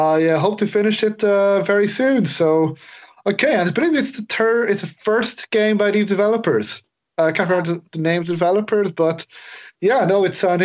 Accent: Ireland; I'm Irish

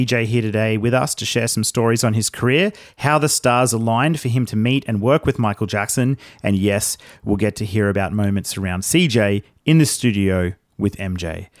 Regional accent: Australia; … and I are from Australia, obviously.

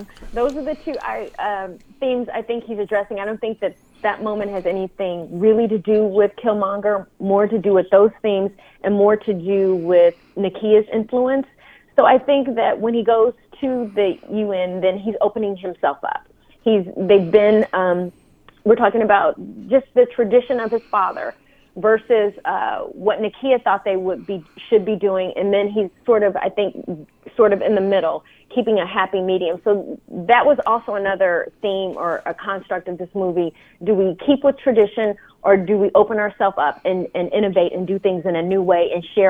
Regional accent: Oakland, California, United States; I'm from the Bay. So I'm from those hard, mean streets of Oakland

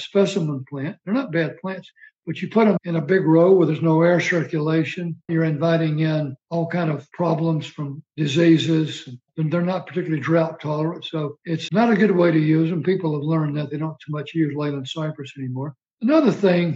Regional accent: Alabama, United States; moved away as an adult; also born or lived in Germany / Maryland; growing up in Alabama

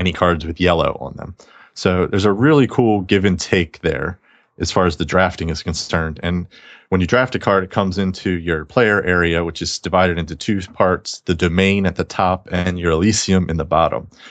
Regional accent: the South, United States; I'm from the South

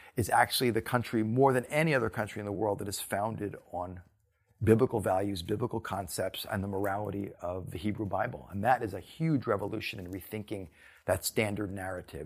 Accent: New Rochelle, New York, United States; New Rochelle, my hometown

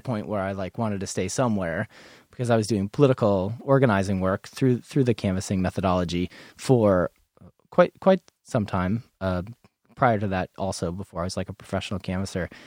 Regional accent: New England, United States; now in Portland, United States; I'm from New England

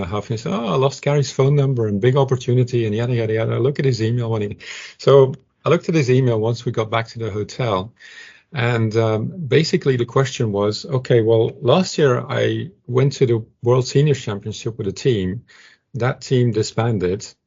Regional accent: Antwerp, Flanders, Belgium; I was born in a town of about 70,000 people called Deurne, which is just on the southeast perimeter of Antwerp

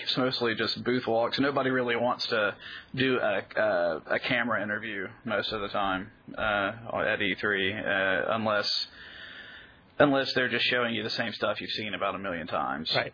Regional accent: Birmingham, Alabama, United States; moved away; I'm from Birmingham, Alabama originally

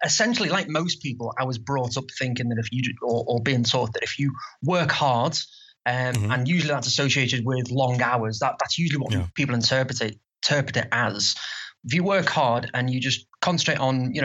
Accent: Liverpool, North West England, United Kingdom; accent: Liverpool; I'm from the UK, if you can't tell from my slight accent.

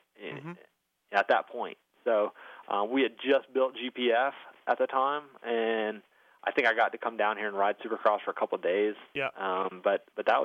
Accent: Flint, Michigan, United States; now in Georgia, United States; where I grew up in Flint, Michigan

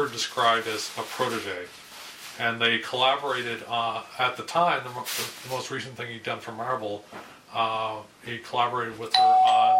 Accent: Canada; I'm a Canadian of a certain age

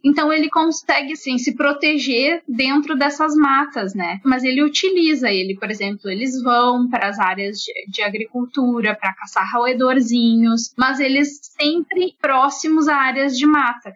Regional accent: Alegrete, Rio Grande do Sul, Brazil; Eu sou nativa ainda do Pampa, eu sou nasci no Alegrete, que é uma cidade assim bem no meio do Pampa

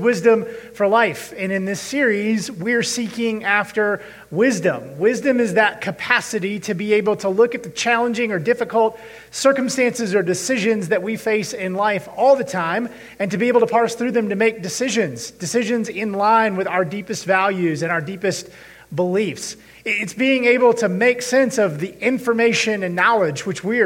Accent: United States; I was born here in America and grew up here

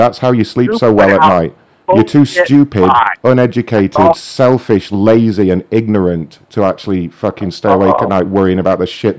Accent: United Kingdom; I'm not Mexican, actually. I'm British

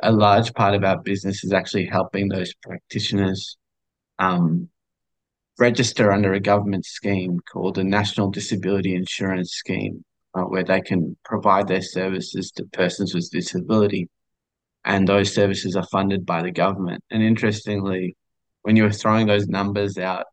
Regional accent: Australia; I'm from Australia, as you can probably tell from the accent

